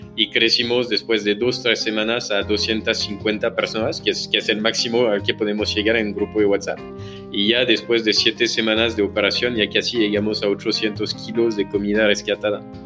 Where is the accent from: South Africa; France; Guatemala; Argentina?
France; accent: French; Spanish is a second language; moved away as an adult; also born or lived in Paris / Amsterdam / Singapore / Hong Kong; now in Mexico; soy francés